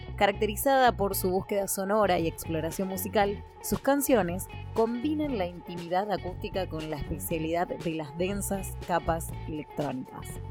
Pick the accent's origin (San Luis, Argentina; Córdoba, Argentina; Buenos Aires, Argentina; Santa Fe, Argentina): Santa Fe, Argentina; Rosario; música de Rosario, porque como siempre les digo, mi ciudad natal es una parada obligada